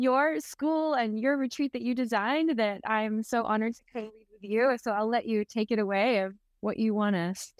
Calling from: Oakland, California, United States; So I am tuning in from Northern California, from the hills of Oakland.

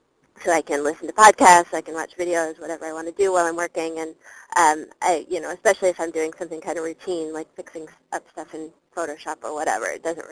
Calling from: Chicago, Illinois, United States; … from Chicago. Long-time listener, but first time calling in.

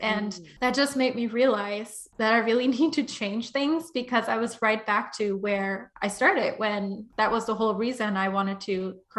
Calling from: London, United Kingdom; I'm tuning in from London.

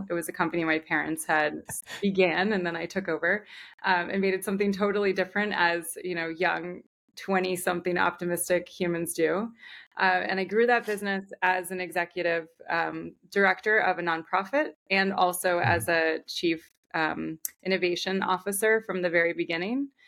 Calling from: Connecticut, United States; I am in Connecticut. Um, I'm northern part of Connecticut.

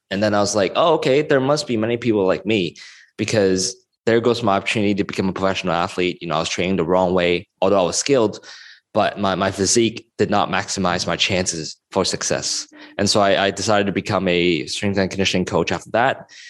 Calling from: Hong Kong; I'm calling in from Hong Kong at the moment

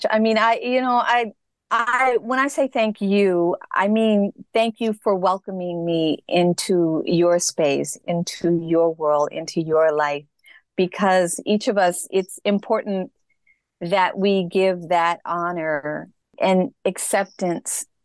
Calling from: Los Angeles, California, United States; I'm actually calling from Los Angeles.

